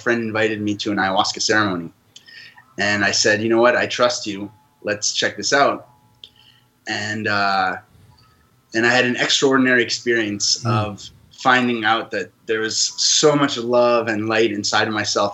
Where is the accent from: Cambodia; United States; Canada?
Canada; also born or lived in France; now in Costa Rica; I live in Costa Rica, and I was born in France and grew up in Canada